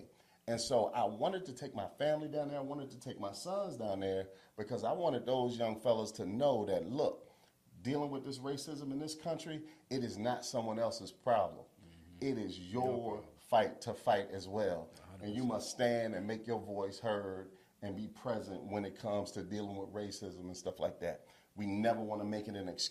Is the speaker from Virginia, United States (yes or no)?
yes; Charlottesville, Virginia, United States; born and raised in Charlottesville, Virginia.